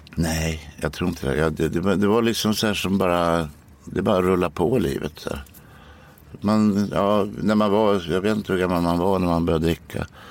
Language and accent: Swedish; Norrköping, Östergötland, Sweden; i Norrköping där jag växte upp